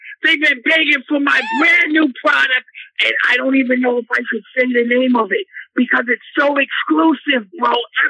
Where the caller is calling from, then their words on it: New York City, New York, United States; I'm calling from New York City.